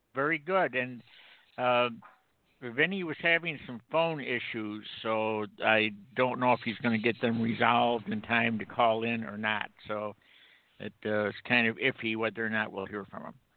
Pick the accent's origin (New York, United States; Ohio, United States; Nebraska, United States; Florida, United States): New York, United States; Rome; moved away; I'm originally from Rome, New York